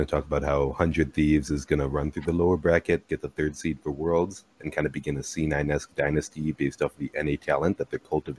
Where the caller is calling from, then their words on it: Milwaukee, Wisconsin, United States; Calling from Milwaukee, Wisconsin.